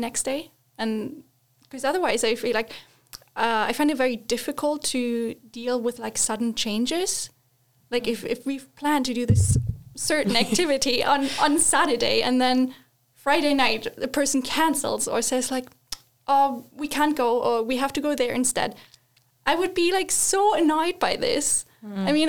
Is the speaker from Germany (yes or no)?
yes; Northern Germany, Germany; I grew up in Germany in the northern part